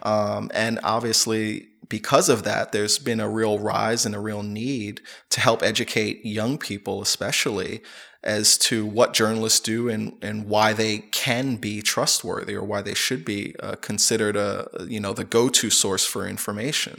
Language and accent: English; United States; moved away as an adult; I'm originally from the United States